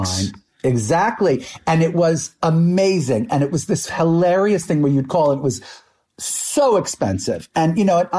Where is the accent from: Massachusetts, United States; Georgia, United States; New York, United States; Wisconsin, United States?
New York, United States; New York City; I moved to New York City from Brooklyn